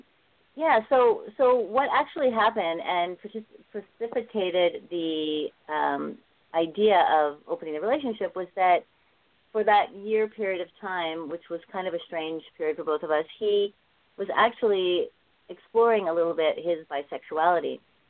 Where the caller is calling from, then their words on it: Vancouver, British Columbia, Canada; Right now I'm in Vancouver. It's Christmas here with my family, and most of my family is resides in Vancouver